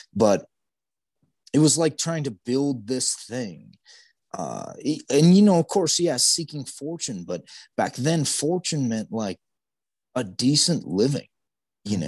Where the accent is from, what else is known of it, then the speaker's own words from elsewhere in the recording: Great Basin, United States; growing up around the Great Basin